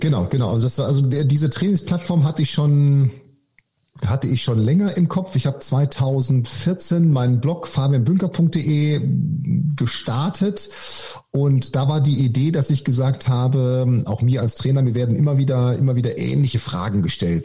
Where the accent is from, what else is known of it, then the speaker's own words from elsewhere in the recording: Münster, North Rhine-Westphalia, Germany; ich komme ursprünglich aus Münster